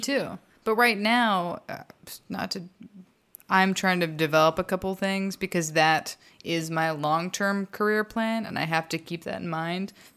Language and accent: English; Texas, United States; I'm from Texas